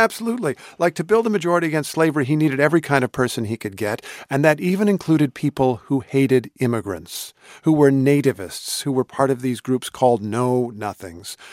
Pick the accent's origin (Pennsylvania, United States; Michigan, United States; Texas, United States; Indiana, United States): Indiana, United States; since I was a kid growing up in Indiana